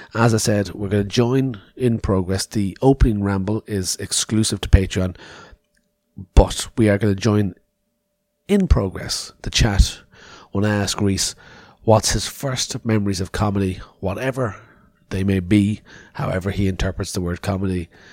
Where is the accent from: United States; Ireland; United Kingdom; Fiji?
Ireland; Cork, Munster; moved away; I was down home in Cork City in Ireland